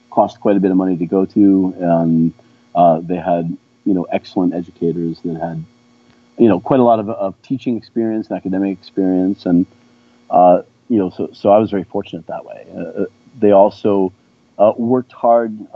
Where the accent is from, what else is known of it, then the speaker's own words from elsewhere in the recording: São Paulo, Brazil; also born or lived in Rio de Janeiro; So I was born in Rio and, and, raised in São Paulo.